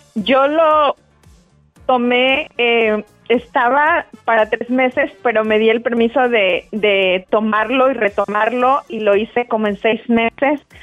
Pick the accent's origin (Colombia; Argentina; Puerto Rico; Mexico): Mexico; now in North Carolina, United States; Ahorita estoy viviendo en Carolina del Norte, yo soy mexicana